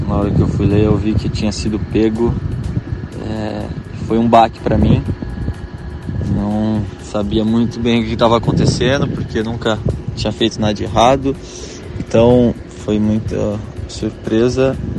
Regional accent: Caraguatatuba, São Paulo, Brazil; now in Itajaí, Brazil; eu sou de Caraguatatuba

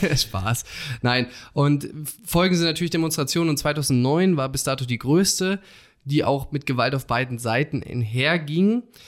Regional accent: Germany; als Deutsche

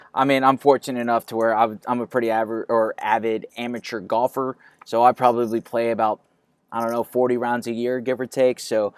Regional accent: Houston, Texas, United States; I'm born and raised in the Houston area.

